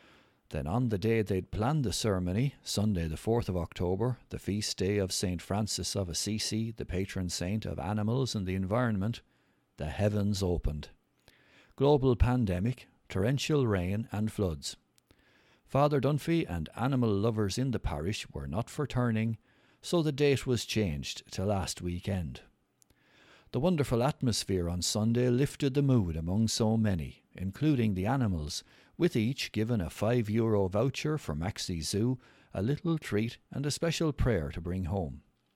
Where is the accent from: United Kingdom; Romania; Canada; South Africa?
Romania; moved away; I was never into gardening or growing vegetables when I was growing up in Romania, and I was always giving out to my parents for dragging us around gardening places.